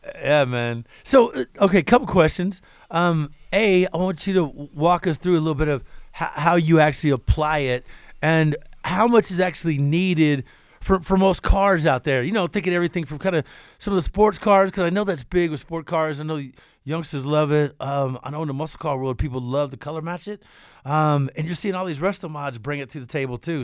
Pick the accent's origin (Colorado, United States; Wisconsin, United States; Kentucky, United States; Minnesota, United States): Kentucky, United States; I'm from Kentucky, so a little bit of the South involved